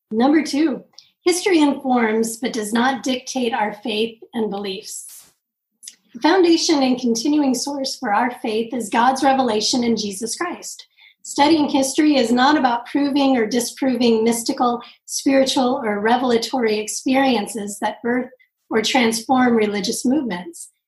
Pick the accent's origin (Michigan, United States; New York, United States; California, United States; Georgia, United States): California, United States; Southern; I grew up in Southern California